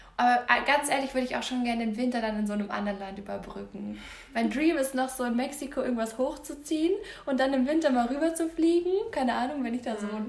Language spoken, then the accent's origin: German; Munich, Bavaria, Germany; also born or lived in Passau; ich bin ja in Giesing auch groß geworden